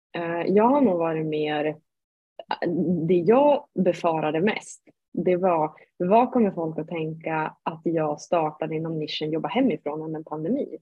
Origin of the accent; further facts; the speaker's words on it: Sundsvall, Västernorrland County, Sweden; jag kommer upp från Norrland, Sundsvall.